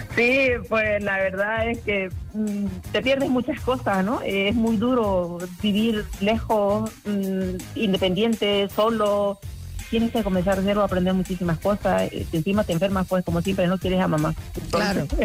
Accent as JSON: {"language": "Spanish", "town": "Jerez de la Frontera", "region": "Andalusia", "country": "Spain", "said": "somos de Jerez"}